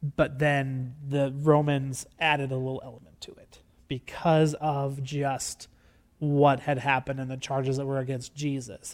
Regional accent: Gregory, United States; I am from Gregory

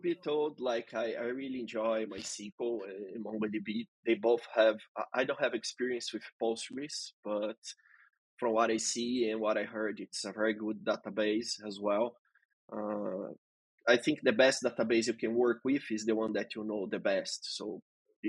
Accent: Brazil; moved away as an adult; also born or lived in Europe; I was born here in Brazil, and I have lived in Europe for a while

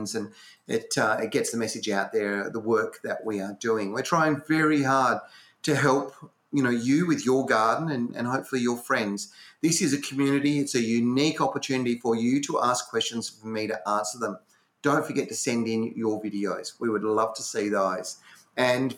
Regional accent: Western Australia, Australia; born or raised there

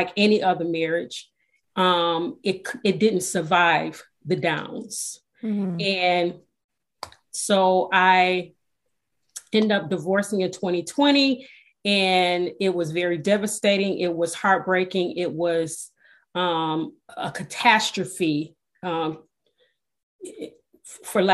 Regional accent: Detroit, Michigan, United States; I was born and raised in Detroit, Michigan

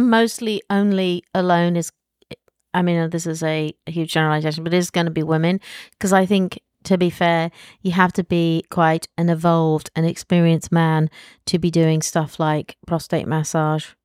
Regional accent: United Kingdom; moved away; as a Brit

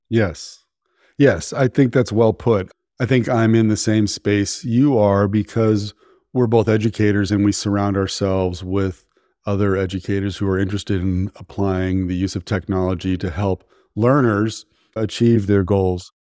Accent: Menlo Park, California, United States; I grew up in Menlo Park, where all the VCs are

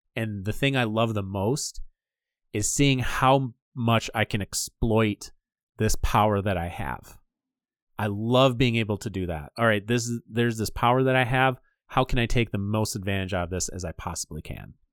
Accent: Michigan, United States; we're from Michigan

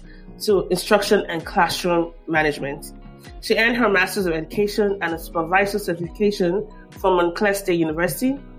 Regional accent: Nigeria; now in United States; growing up in Nigeria, and I was Nigerian

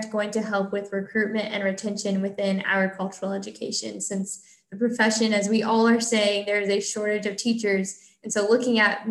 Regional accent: Illinois, United States; moved away as an adult; now in Pennsylvania, United States; I'm originally from Illinois

